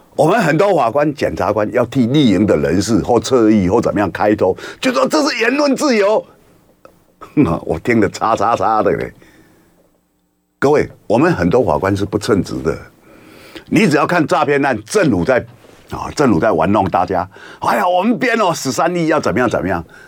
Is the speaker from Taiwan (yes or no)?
yes; Taiwan; 我们台湾人